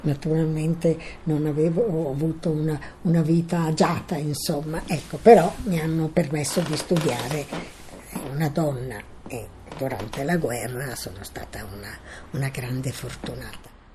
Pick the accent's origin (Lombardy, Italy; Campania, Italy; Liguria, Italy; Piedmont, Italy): Lombardy, Italy; Milan; sono nata a Milano il 15 2 1929.